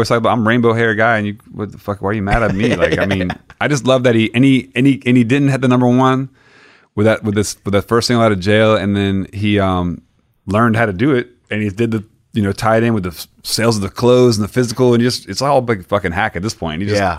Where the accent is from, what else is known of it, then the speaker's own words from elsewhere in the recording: Florida, United States; Growing up in Florida, like, I would go to my grandma's house.